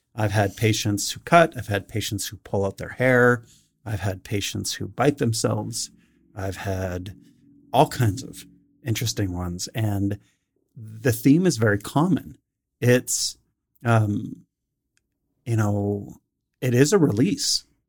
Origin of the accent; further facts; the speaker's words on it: Calgary, Alberta, Canada; I grew up in Northeast Calgary